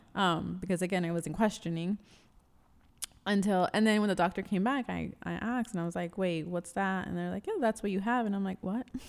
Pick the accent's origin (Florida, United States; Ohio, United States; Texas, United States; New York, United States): New York, United States; New York City; I am born and raised in New York City